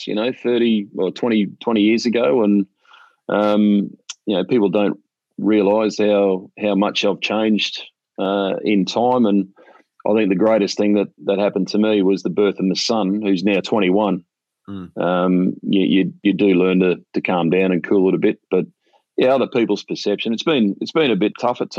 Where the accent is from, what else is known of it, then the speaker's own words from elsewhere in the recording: Australia; Growing up in Australia